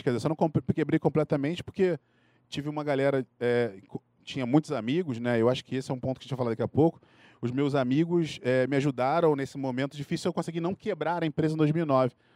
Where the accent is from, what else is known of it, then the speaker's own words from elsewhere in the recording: Rio de Janeiro, Brazil; accent: carioca; moved away as an adult; now in São Paulo, Brazil; eu sou carioca, vocês podem notar pelo meu sotaque